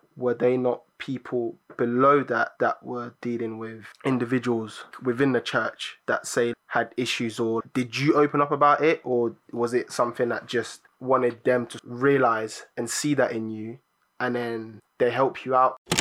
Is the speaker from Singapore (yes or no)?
no; Cameroon; moved away; I was born in Cameroon.